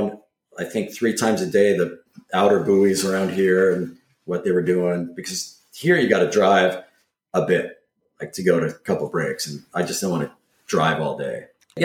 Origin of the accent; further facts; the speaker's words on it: Cambria, California, United States; also born or lived in Malibu, California / Ventura, California; now in Mendocino, United States; growing up in Cambria, which was another tourist destination